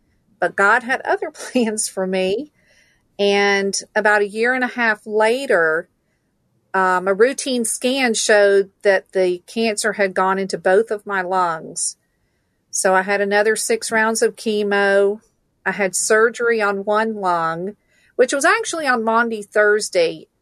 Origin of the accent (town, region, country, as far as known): Stone Mountain, Georgia, United States; born or raised there; also born or lived in Valdosta, Georgia